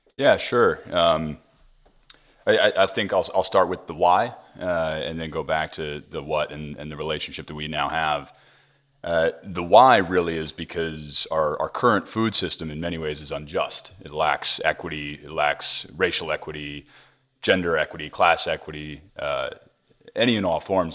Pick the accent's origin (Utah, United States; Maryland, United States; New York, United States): New York, United States; Hudson Valley; I grew up in the Hudson Valley, New York, close to food and farming